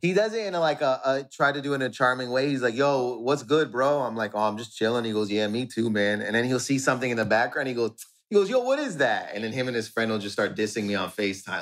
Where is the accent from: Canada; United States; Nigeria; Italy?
Canada; Windsor, Ontario; in Windsor, where I grew up in Windsor, it's Windsor, Ontario, Canada.